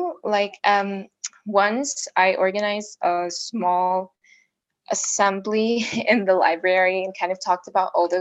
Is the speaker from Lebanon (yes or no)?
yes; Lebanon; I'm Lebanese. I've been born and raised in Lebanon